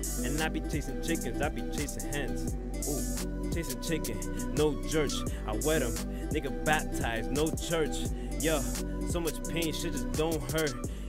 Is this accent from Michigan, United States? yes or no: no; Bronx, New York, United States; now in Paterson, United States; And I'm in Patterson. And I'm from the Bronx. Bronx nigga, anyhow.